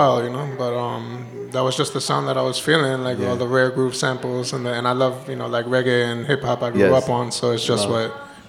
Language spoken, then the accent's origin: English; New York City, New York, United States; moved away as an adult; now in Barcelona, Spain; Yeah, born and raised in Brooklyn.